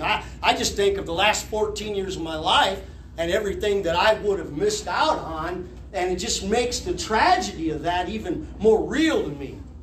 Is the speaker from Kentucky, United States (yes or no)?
yes; Harlan County, Kentucky, United States; moved away; We're from Harlan County, Kentucky.